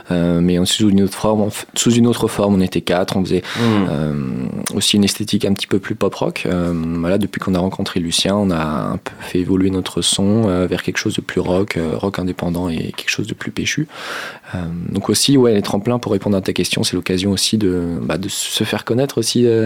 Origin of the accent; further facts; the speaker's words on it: Angers, Pays de la Loire, France; moi, je suis d'Angers